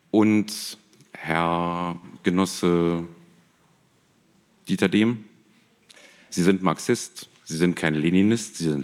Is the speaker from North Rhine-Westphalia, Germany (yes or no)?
no; Berlin, Germany; ich möchte als Berliner darauf hinweisen